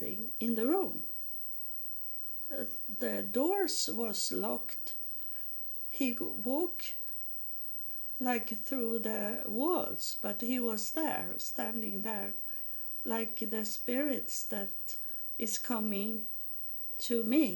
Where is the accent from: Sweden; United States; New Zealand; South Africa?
Sweden; I'm from Sweden